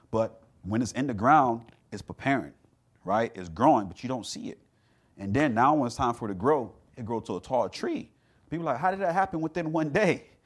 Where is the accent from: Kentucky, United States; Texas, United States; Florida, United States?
Florida, United States; South; I grew up in South Florida